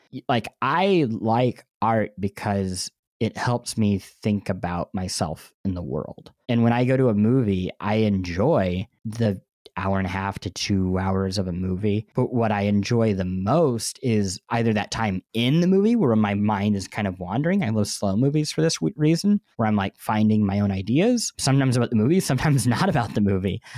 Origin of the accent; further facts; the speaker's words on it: Midwest, United States; growing up in the Midwest and not traveling a lot as a kid